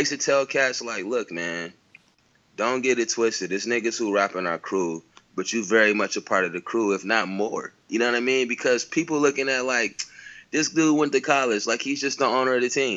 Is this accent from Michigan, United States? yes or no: yes; Pontiac, Michigan, United States; moved away; also born or lived in Detroit / Chicago / Albuquerque / Los Angeles; growing up in Pontiac